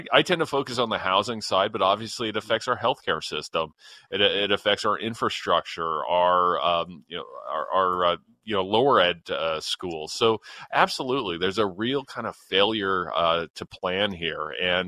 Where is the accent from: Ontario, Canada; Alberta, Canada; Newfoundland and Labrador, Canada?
Ontario, Canada; London; my hometown of London, Ontario.